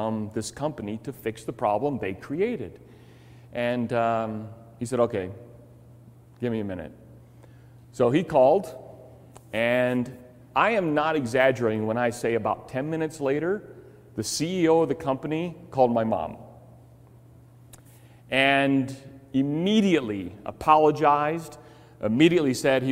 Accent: Chicago, Illinois, United States; Growing up in Chicago, our house that we lived in had termite problems

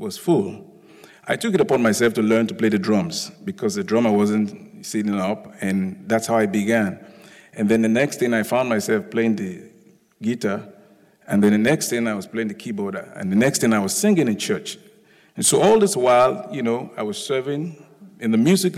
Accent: Lagos, Nigeria; also born or lived in United Kingdom; now in United States; I'm originally from Lagos, Nigeria. I was born there. I schooled there, then schooled in the UK, and then schooled in the US.

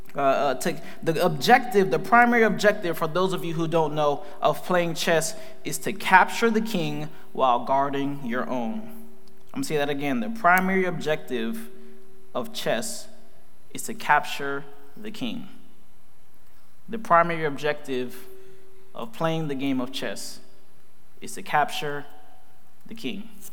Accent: Fort Lauderdale, Florida, United States; I grew up in Fort Lauderdale, Florida. I'm a Floridian

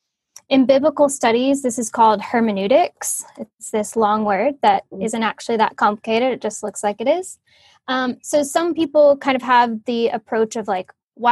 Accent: Oklahoma, United States; moved away as an adult; also born or lived in Cambridge / Los Angeles; now in West Palm Beach, United States; I grew up in Oklahoma

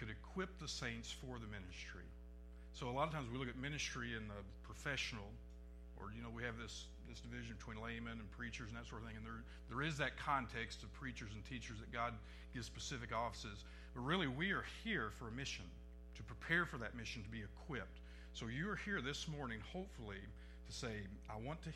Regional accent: Northeast Arkansas, United States; I come from Northeast Arkansas

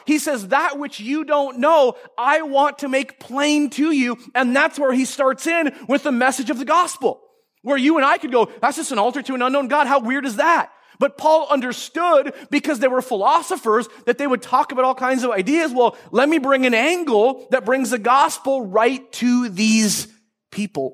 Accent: Marysville, United States; growing up in North Marysville

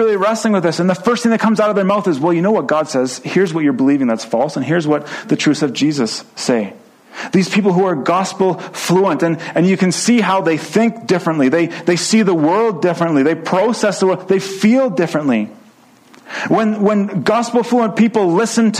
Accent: Edmonton, Alberta, Canada; I grew up in the German bilingual program in Edmonton

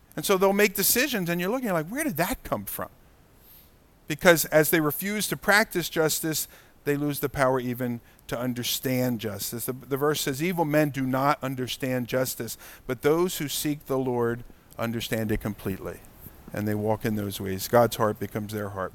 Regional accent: United States; as American Christians

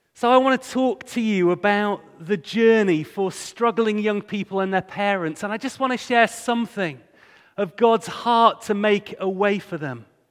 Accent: Hull, Yorkshire and the Humber, United Kingdom; moved away as an adult; also born or lived in Bradford; I grew up in Hull

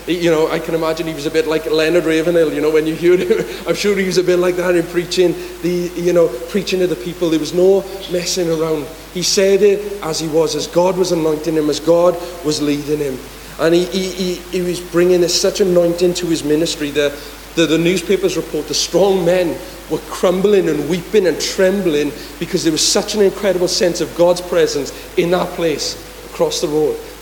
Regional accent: Aberaman, Wales, United Kingdom; I'm from Aberaman

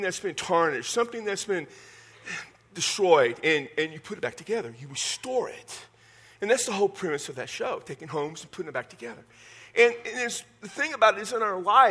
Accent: South Central Texas, United States; I'm from South Central Texas

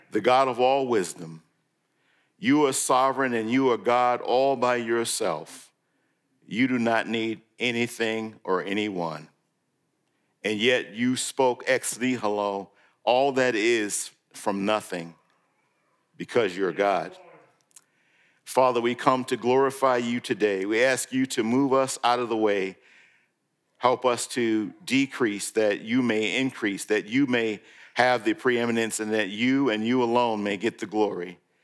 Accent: New York, United States; moved away; when I grew up in New York

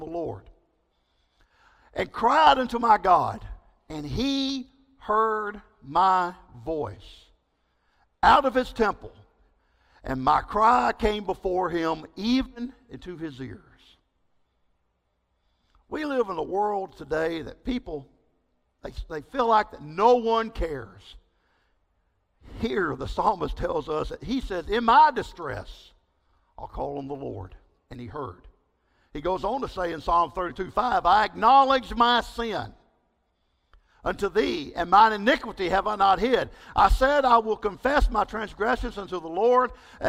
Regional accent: East Texas, United States; also born or lived in Belize; I grew up in East Texas.

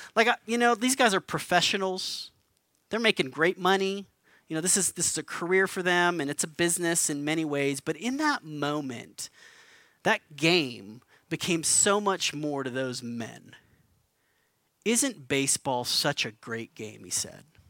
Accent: Albuquerque, New Mexico, United States; moved away; I'm from Albuquerque, grew up here, moved back to, to begin the work of planting Mosaic Church

